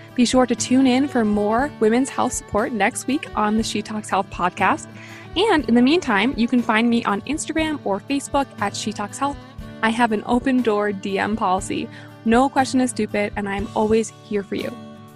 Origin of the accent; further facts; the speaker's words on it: New York, United States; I'm a New Yorker